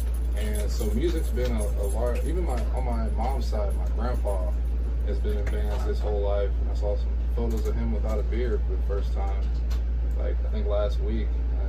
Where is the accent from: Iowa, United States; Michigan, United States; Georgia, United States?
Iowa, United States; Council Bluffs; also born or lived in St. Joseph, Missouri; Grew up in Council Bluffs. It's my hometown.